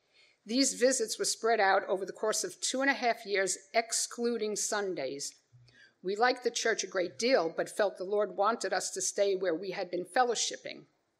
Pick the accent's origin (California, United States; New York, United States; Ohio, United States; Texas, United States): New York, United States; New York City; I was born on May 8, 1953, into a Jewish family in Brooklyn, New York. We were not religious and never observed any customary traditions.